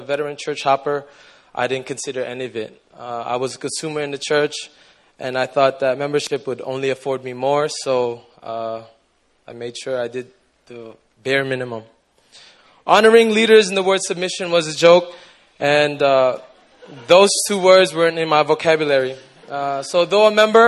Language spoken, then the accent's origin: English; Toronto, Ontario, Canada; moved away as an adult; now in Busan, South Korea; I'm from Toronto, Canada, but I've been living in Busan for about 5 years now